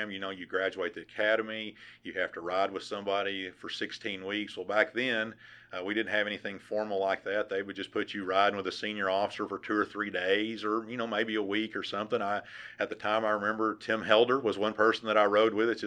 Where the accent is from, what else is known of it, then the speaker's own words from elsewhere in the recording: West Fork, Arkansas, United States; just typical little small town, and I actually uh, worked on a dairy farm whose owner was the fire chief in West Fork?